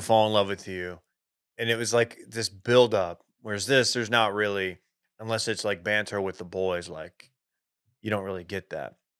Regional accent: United States; as an American, a U S American

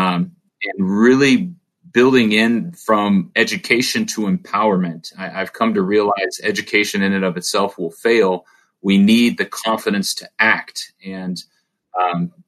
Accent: Orange County, California, United States; I grew up in Orange County around people with a lot of money

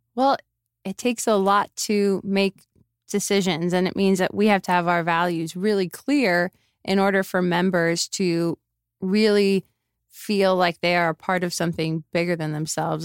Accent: Miami, Florida, United States; moved away as an adult; also born or lived in Phoenix / Chicago; now in Las Vegas, United States; I grew up in Miami.

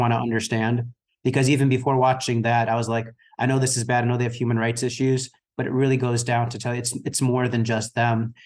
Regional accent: United States; as an American

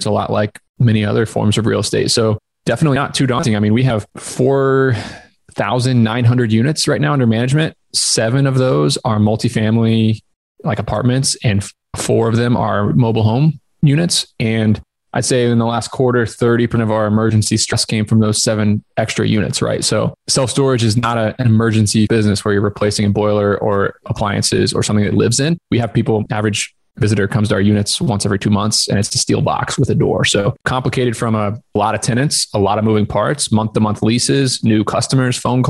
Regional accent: Southern Indiana, United States; moved away as an adult; also born or lived in Ithaca, New York; I was born in Southern Indiana, ran track and field in high school

